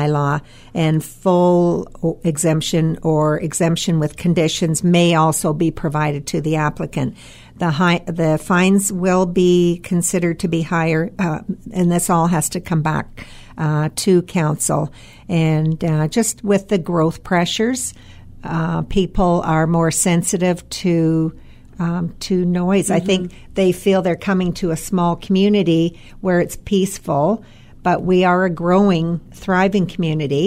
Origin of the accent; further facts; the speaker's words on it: Collingwood, Ontario, Canada; growing up in Collingwood